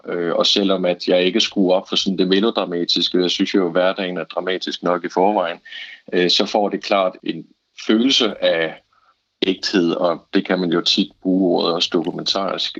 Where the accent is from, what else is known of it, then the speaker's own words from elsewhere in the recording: Bro, Southern Jutland, Southern Denmark, Denmark; accent: Southern Jutlandic; moved away as an adult; now in Copenhagen, Denmark; jeg er selv fra Bro, og den form for sønderjysk